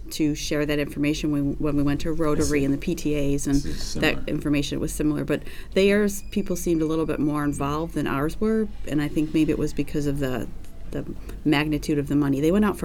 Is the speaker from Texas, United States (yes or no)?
no; New York, United States; It's you know, we're from New York, so 3 hours difference.